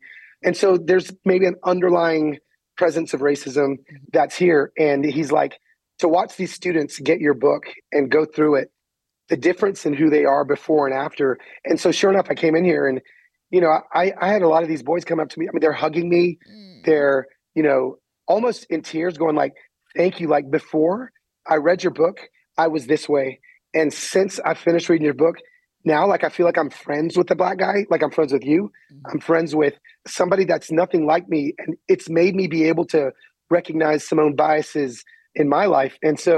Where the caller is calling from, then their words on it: Alexandria, Minnesota, United States; So I am in Alexandria, Minnesota.